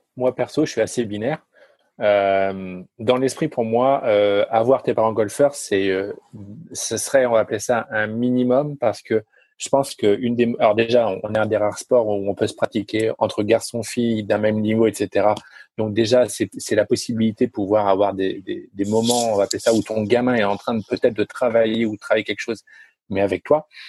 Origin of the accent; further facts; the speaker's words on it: France; je suis français